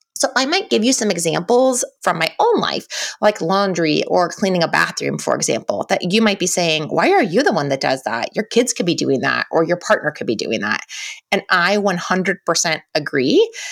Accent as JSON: {"language": "English", "country": "United States", "said": "we all wear as American women"}